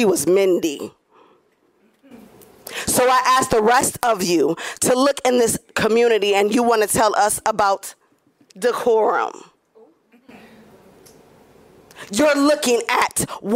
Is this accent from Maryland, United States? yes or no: no; Grand Rapids, Michigan, United States; I grew up in Grand Rapids